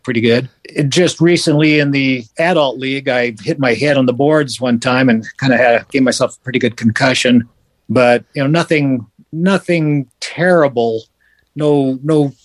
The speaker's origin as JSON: {"language": "English", "town": "Bellevue", "region": "Washington", "country": "United States", "tie": "born or raised there", "also_born_or_lived": "Edmonton, Alberta, Canada", "said": "I was born in Edmonton, Alberta, and until the age of seven. Then at the age of seven, we moved to Bellevue, Washington"}